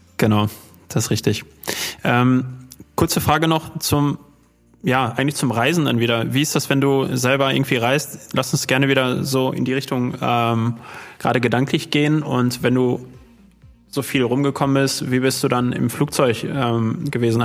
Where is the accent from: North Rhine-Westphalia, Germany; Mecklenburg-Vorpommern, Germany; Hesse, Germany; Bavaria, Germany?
North Rhine-Westphalia, Germany; Dortmund; wir kommen ja aus, aus Dortmund